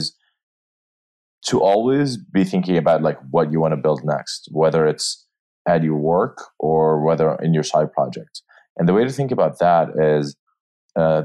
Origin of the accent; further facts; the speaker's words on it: Jordan; moved away as an adult; also born or lived in New York; now in San Francisco, United States; I am from Jordan. That's where I grew up